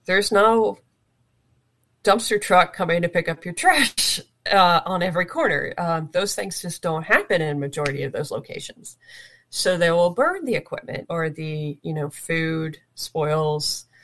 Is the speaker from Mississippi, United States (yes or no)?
no; Florida, United States; moved away; also born or lived in Washington State / Kuwait; I'm from Florida